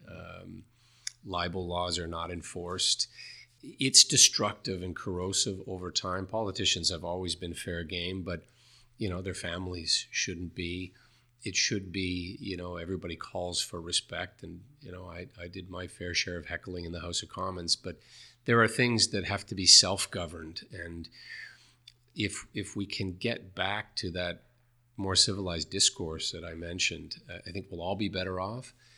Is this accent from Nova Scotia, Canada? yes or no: yes; New Glasgow, Nova Scotia, Canada; went back to my hometown in New Glasgow, Nova Scotia